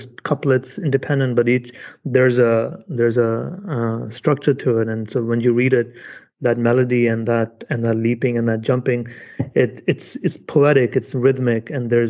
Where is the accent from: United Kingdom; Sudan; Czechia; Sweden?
United Kingdom; I'm British